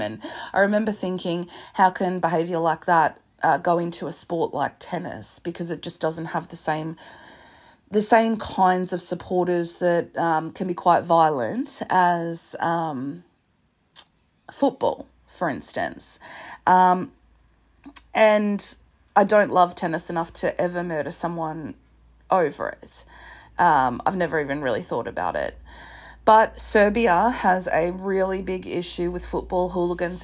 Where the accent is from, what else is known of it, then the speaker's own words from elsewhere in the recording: Australia; I'm Australian